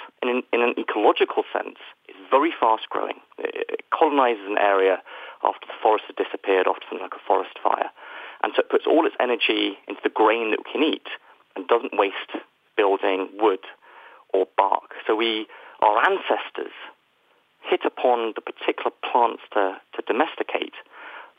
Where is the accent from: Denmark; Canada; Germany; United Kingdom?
United Kingdom; where, as you can probably tell from my accent, I am from